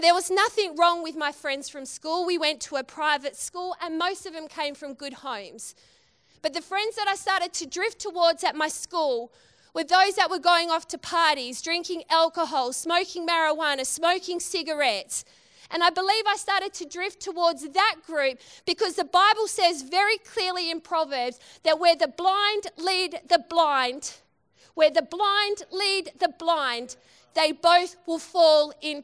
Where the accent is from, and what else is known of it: Western Australia, Australia